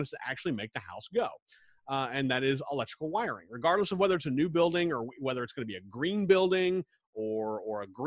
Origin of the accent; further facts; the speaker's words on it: Wichita, Kansas, United States; I grew up in Wichita, Kansas, right smack dab in the Midwest, right in the center of the country